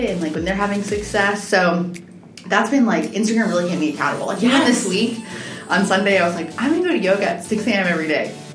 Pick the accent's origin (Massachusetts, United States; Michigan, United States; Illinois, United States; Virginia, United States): Virginia, United States; Loudoun County; also born or lived in Netherlands / Rhode Island; I grew up in Loudoun County